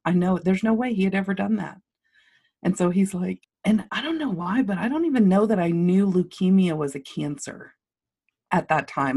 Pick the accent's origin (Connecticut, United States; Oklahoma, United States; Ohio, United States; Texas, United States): Texas, United States; Lubbock; I grew up in Lubbock, I grew up, um, on Flynn Avenue